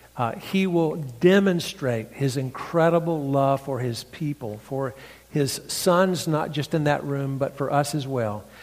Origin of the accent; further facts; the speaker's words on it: North Carolina, United States; accent: redneck; now in Franklin, United States; my redneck accent. This comes from North Carolina.